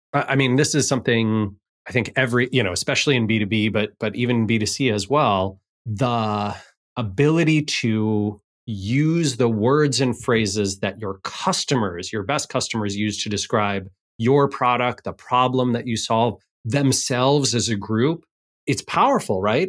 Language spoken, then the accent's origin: English; Seattle, Washington, United States; here in Seattle, in my hometown